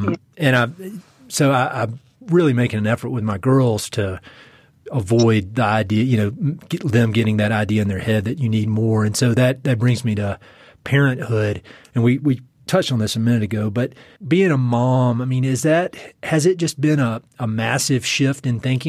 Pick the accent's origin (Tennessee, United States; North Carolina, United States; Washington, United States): North Carolina, United States; And, you know, we're from North Carolina, where they just go insane with the wedding gifts